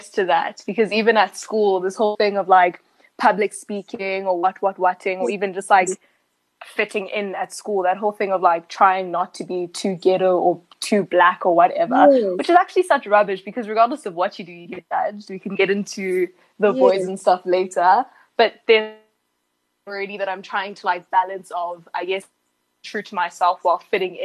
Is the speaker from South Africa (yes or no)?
yes; Johannesburg, Gauteng, South Africa; we're the kids from Joburg who like barely ever visit